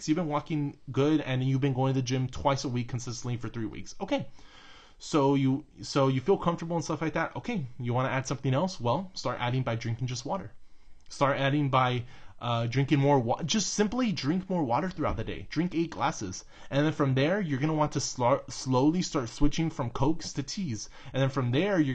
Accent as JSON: {"language": "English", "region": "Texas", "country": "United States", "said": "I'm from Texas"}